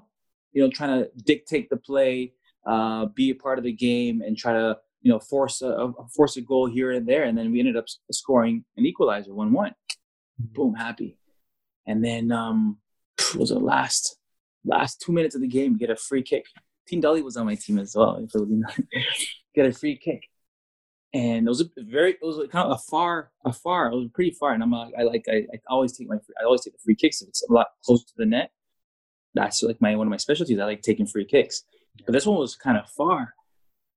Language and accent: English; Rotterdam, South Holland, Netherlands; moved away as an adult; also born or lived in Canada / Mallorca, Spain; when you're living in Holland for 10 years, you grew up in Holland, you have that Dutch mentality